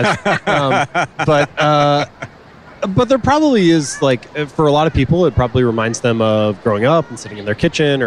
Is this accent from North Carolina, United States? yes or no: no; Cincinnati, Ohio, United States; I grew up in Cincinnati, Ohio